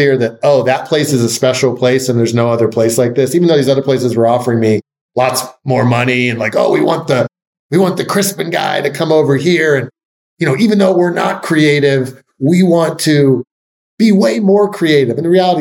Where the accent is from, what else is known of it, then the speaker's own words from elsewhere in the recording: Philadelphia, Pennsylvania, United States; moved away; I moved back to my hometown of Philadelphia